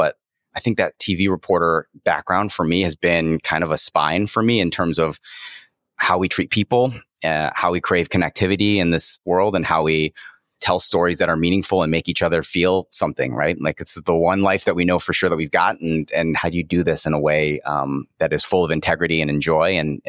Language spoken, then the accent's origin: English; Cleveland, Ohio, United States; also born or lived in China; I was born and raised in Cleveland, Ohio, son of immigrants from Taiwan, and in a working class family